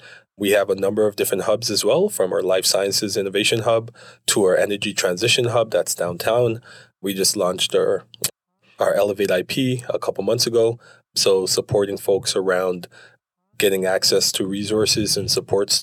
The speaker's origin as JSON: {"language": "English", "town": "Toronto", "region": "Ontario", "country": "Canada", "tie": "born or raised there", "moved": "yes", "lives_now": "Calgary, Canada", "said": "I grew up in Toronto"}